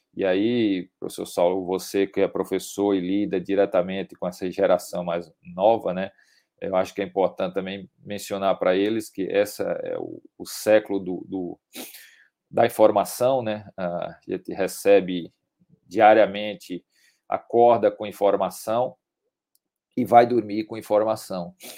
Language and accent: Portuguese; Campina Grande, Paraíba, Brazil; eu sou paraibano, é, natural de, de Campina Grande